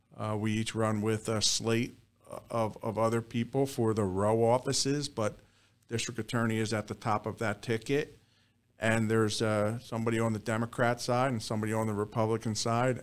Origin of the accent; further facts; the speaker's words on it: Southampton, Pennsylvania, United States; I'm a Bucks County native. Actually, we're sitting in the town that I grew up in Southampton